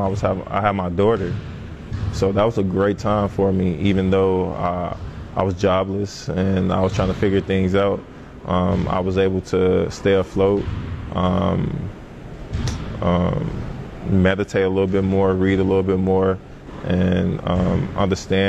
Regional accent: Chicago, Illinois, United States; I was from Chicago.

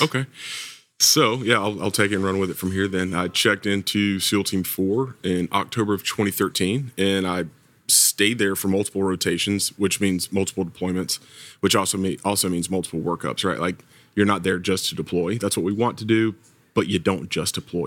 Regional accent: Georgia, United States; accent: Southern; moved away as an adult; now in Virginia Beach, United States; I'm from Georgia. You might still hear a little bit of Southern accent in there somewhere

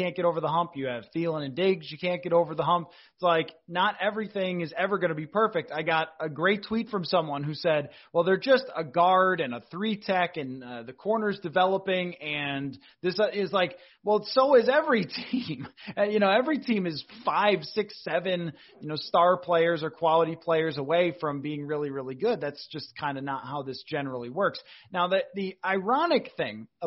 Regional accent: Buffalo, New York, United States; I grew up in Buffalo

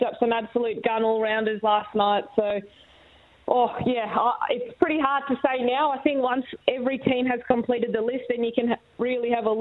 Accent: Australia; as an Aussie

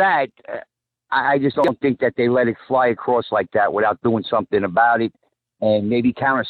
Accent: Brooklyn, New York, United States; now in Minneapolis, United States; But I'm from Brooklyn.

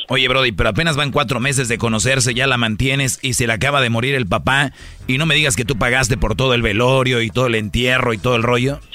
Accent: Monterrey, Nuevo León, Mexico; somos los regios honrados

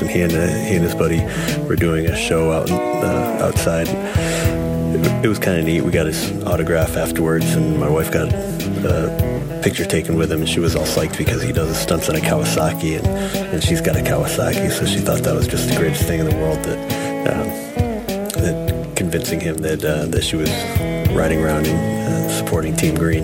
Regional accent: Springfield, United States; I was born in Springfield.

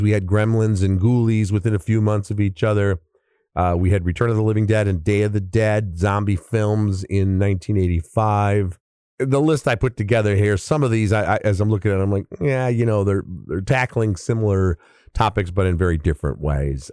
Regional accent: Chicago, Illinois, United States; my hometown newspaper, the Chicago Sun Times.

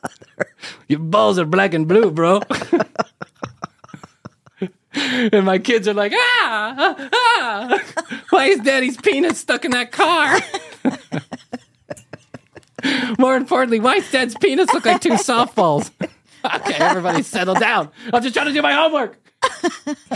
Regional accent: Chicago, Illinois, United States; I am an Irish boy from Chicago

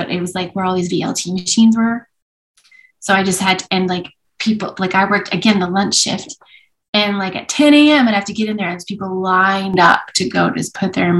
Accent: Edmonton, Alberta, Canada; also born or lived in Vancouver; I grew up in Edmonton when in some years where Edmonton won things.

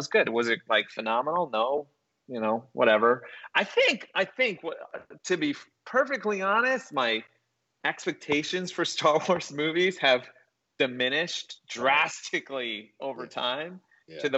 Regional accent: Riverside, California, United States; I grew up in Riverside, California, which is an hour east

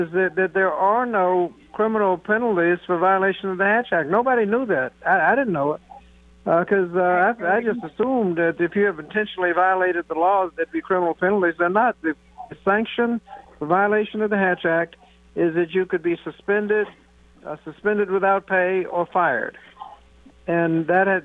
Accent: Newport News, Virginia, United States; my hometown, Newport News, Virginia

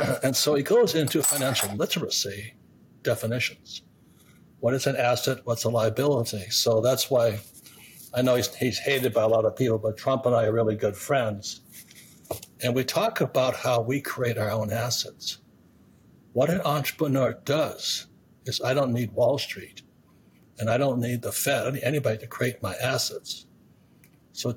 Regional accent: Hawaii, United States; when I was 15 years old, growing up in Hawaii

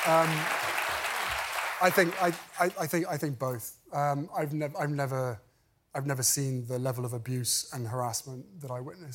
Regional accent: United Kingdom; moved away as an adult; now in California, United States; We fled my home country. We moved to California

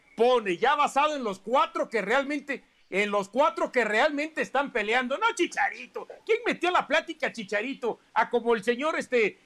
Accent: Mexico; somos mexicanos

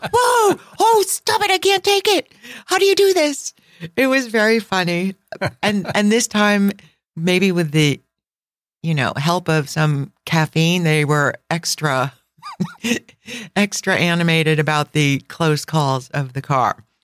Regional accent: United States; we're American

